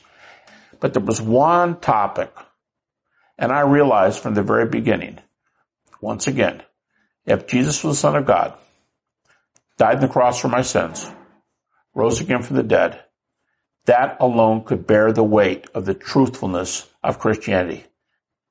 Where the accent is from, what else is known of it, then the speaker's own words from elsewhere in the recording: Detroit, Michigan, United States; I'm from Michigan, from Detroit.